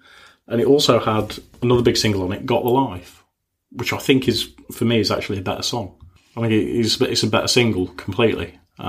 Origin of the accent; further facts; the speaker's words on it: United Kingdom; we're British